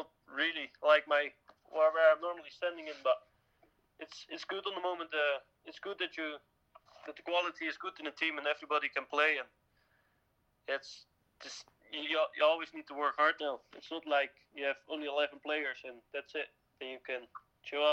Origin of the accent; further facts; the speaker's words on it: Netherlands; English is a second language; moved away as an adult; now in Brora, United Kingdom; I was a man from Holland. I was playing in Scheveningen, Dutch team, in the third league of Holland